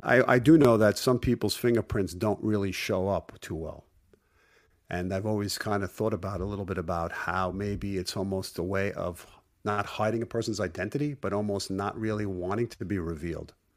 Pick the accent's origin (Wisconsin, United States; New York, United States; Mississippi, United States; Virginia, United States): New York, United States; Brooklyn; growing up in Brooklyn, when I was about seven years of age